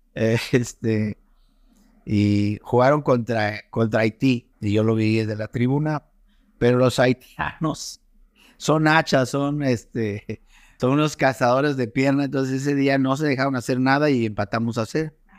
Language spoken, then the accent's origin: Spanish; San Nicolás de los Garza, Nuevo León, Mexico; moved away as an adult; now in Cancún, Mexico; Yo siempre he considerado que soy de Monterrey, pero en realidad soy de San Nicolás de los Garza